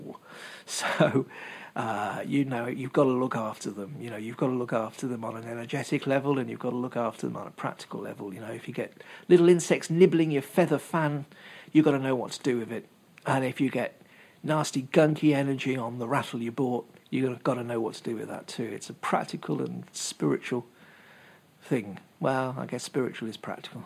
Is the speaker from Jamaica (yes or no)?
no; England, United Kingdom; moved away; also born or lived in Worcester; When I were a lad, growing up in England, I was about 20, I guess, something like that. There was this shop in the city of Worcester, which is where I used to live